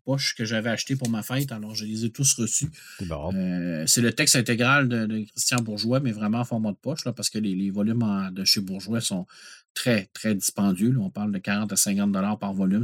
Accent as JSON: {"language": "French", "region": "Quebec", "country": "Canada", "said": "en tant que Québécois"}